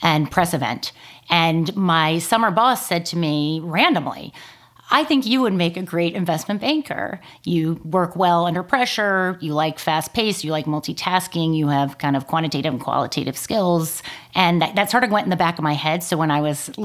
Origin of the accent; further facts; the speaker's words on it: Houston, Texas, United States; moved away as an adult; also born or lived in California; I grew up in Houston, Texas.